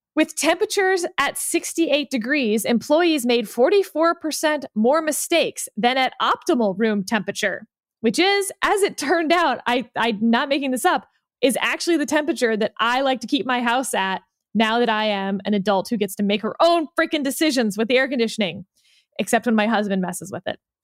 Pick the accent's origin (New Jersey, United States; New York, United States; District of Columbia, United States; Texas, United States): Texas, United States; Houston; I come from Houston, the land of over air conditioning